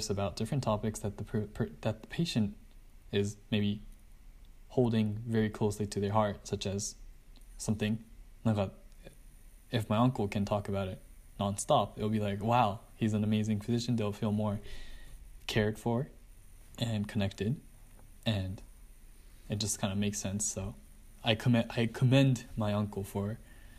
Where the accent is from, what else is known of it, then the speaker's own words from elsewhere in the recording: Japan; I'm from Japan.